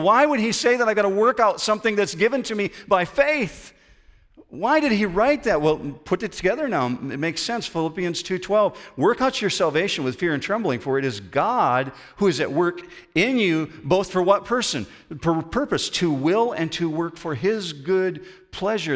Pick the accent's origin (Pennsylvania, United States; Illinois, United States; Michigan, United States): Michigan, United States; Western; we grew up in Western Michigan